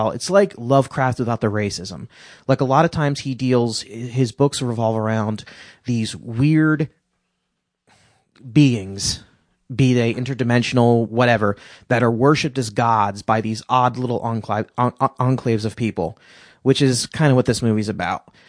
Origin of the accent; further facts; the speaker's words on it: California, United States; accent: British; California, but for some reason, I have a British accent.